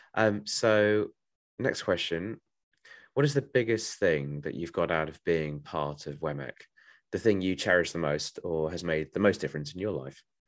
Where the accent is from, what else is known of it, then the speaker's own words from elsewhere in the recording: Bromley, London, United Kingdom; I am from Bromley in Kent or South East London